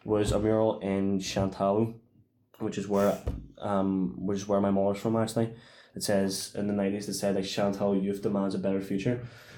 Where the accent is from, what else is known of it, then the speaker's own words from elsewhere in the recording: Ireland; I think it definitely applies to us as Irish people.